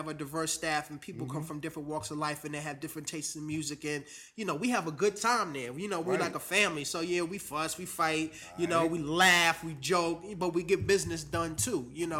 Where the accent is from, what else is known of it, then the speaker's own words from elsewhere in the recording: New York, United States; now in Washington, United States; I'm a transplant to the D.C. area. I'm originally from New York.